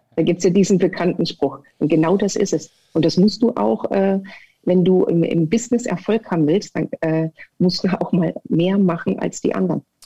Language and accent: German; Erfurt, Thuringia, Germany; also born or lived in Sömmerda; Ich bin geboren in Sommerbach und war in Erfurt an der Sportschule